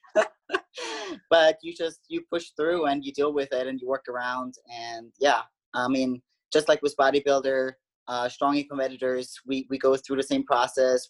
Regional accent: Austria; moved away as an adult; now in United States; I grew up in Austria.

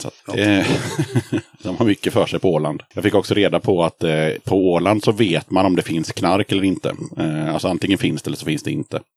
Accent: Sweden; moved away; also born or lived in Gothenburg; bott eh, halva livet i Småland och halva livet i Göteborg

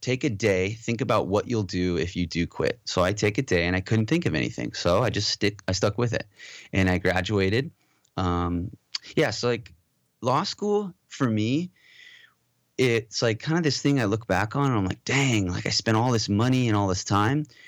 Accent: Southern California, United States; also born or lived in Modesto, California / Moorpark, California / Valencia, California; born and raised in California and raised mostly in Southern California, uh, the Valley

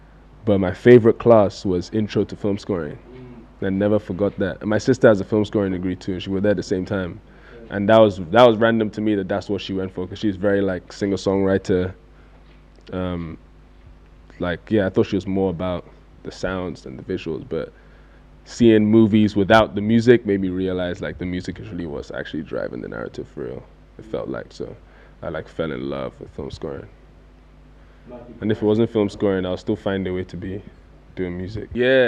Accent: Nigeria; accent: English; So as soon as that happened, it's always like, wait, who are, so where are you from? And I'm like, I'm Nigerian, I went to school in London.

